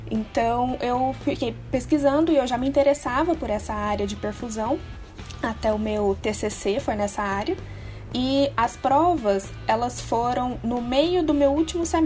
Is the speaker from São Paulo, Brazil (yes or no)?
no; Minas Gerais, Brazil; eu tenho 24 anos. Eu sou natural de Minas, eu me formei numa universidade de Varginha